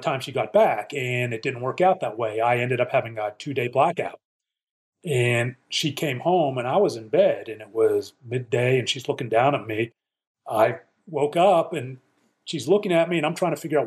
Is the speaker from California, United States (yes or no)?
no; Pittsburgh, Pennsylvania, United States; growing up in Pittsburgh, PA